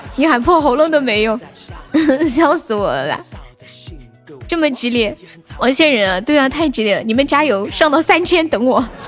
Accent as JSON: {"language": "Chinese", "region": "Sichuan", "country": "China", "said": "我是四川的"}